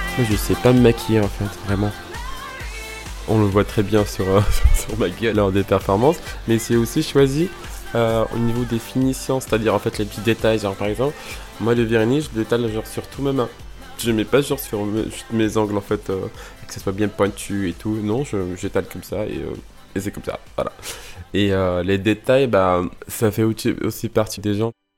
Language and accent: French; Morocco; moved away as an adult; now in France; je viens du Maroc